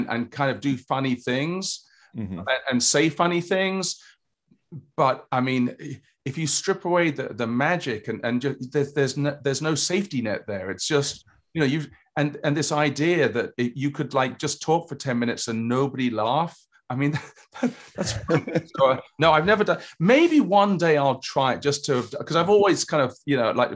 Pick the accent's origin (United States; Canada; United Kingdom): United Kingdom; England; moved away; I grew up in England